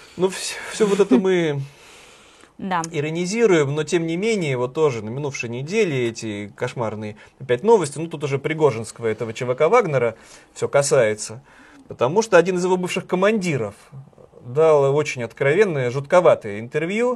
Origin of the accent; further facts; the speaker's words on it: Saint Petersburg, Russia; Сколько инфоповодов дает мой родной город